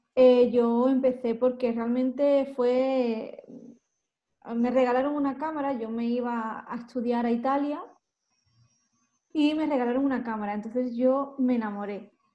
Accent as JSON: {"language": "Spanish", "town": "Málaga", "region": "Andalusia", "country": "Spain", "accent": "del sur", "moved": "as an adult", "lives_now": "Madrid, Spain", "said": "yo soy de Málaga, yo no soy de Madrid, yo soy de Málaga"}